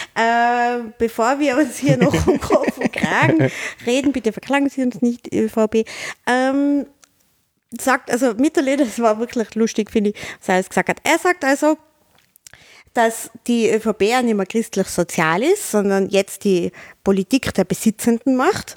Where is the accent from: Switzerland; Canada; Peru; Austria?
Austria; Tyrol; als Tiroler